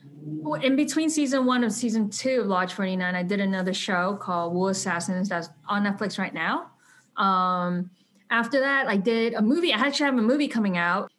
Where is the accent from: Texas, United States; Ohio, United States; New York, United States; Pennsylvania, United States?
New York, United States; New York City; I grew up in New York, um, in Brooklyn